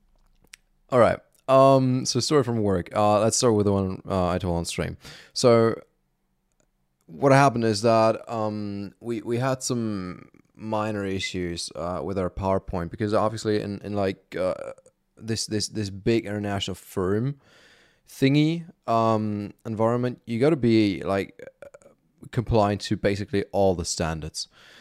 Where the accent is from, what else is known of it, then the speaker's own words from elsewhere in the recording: Germany; accent: German; English is a second language; why did your accent switch from, like, originally sort of German still, then sort of American